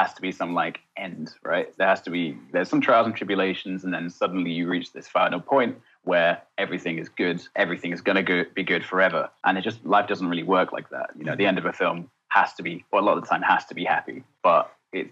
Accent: Essex, East of England, United Kingdom; I grew up in Essex.

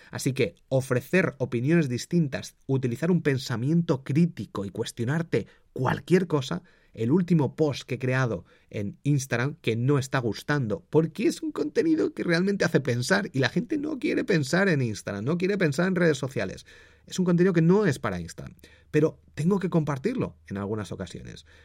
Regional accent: Valladolid, Castile and León, Spain; born there; also born or lived in Madrid; Yo soy del Real Valladolid, yo nací allí. Siempre cuando me preguntan digo que soy de Madrid para eh, Valladolid. Eh, soy de Madrid, porque he vivido mucho tiempo en Madrid

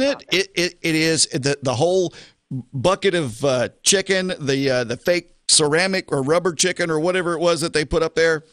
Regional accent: the South, United States; I'm in the South and I'm from the South

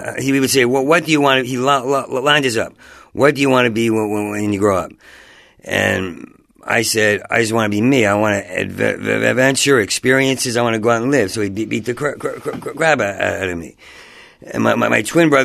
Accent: Asbury Park, New Jersey, United States; moved away; I grew up in New Jersey, in Asbury Park

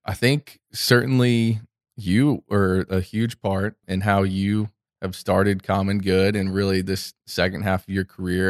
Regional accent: Orlando, Florida, United States; I grew up here in Orlando, Florida, Central Florida, where we're sitting, producing this podcast. I'm actually a fourth generation Floridian

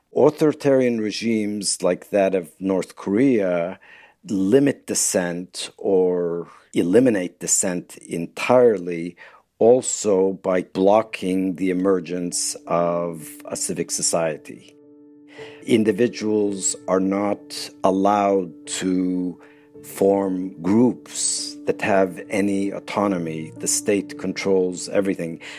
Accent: Turkey; moved away; when I was growing up in Turkey in the 1960s and the 1970s

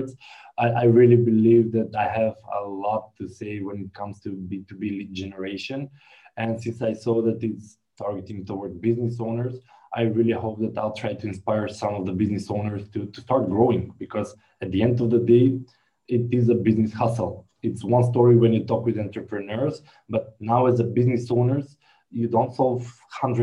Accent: North Macedonia; I'm from Macedonia

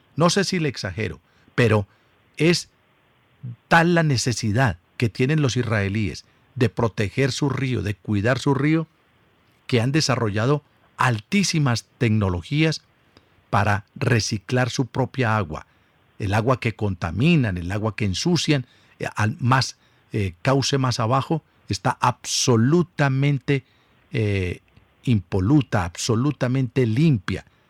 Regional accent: Colombia; nosotros somos los colombianos

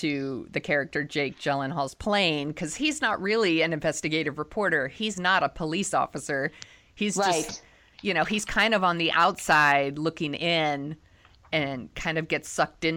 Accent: Bay Area, California, United States; I grew up in the Bay Area. I live in San Francisco

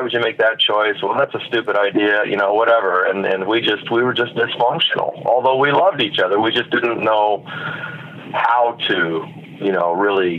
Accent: Newhall, California, United States; where I grew up in Southern California

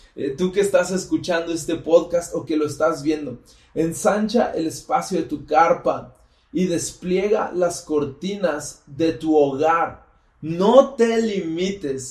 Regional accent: State of Mexico, Mexico; Soy del Estado de México

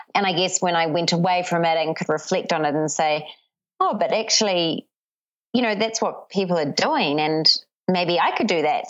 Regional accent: New Zealand; born or raised there; moved away; also born or lived in Papua New Guinea

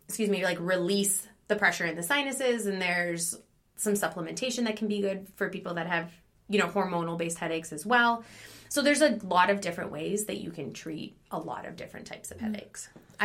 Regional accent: Hamilton, Ontario, Canada; now in United States; Yes, I am originally from Canada. Mm-hmm. I grew up in Hamilton, Ontario, so that is about 2.5 hours mm-hmm. from Rochester. I went to high school there. I went to college there

